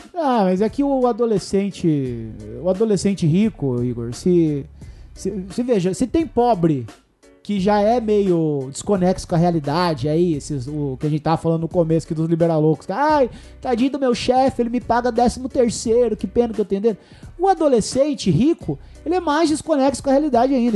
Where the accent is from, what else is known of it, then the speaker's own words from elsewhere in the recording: Salto do Itararé, Paraná, Brazil; now in São Paulo, Brazil; Salto do Itararé. Pô, não podia deixar de falar o nome da minha cidade aqui